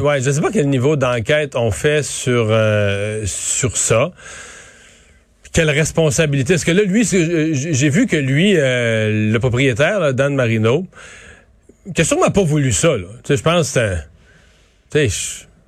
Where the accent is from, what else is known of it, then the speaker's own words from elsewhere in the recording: Rivière-du-Loup, Quebec, Canada; on arrivait de Rivière-du-Loup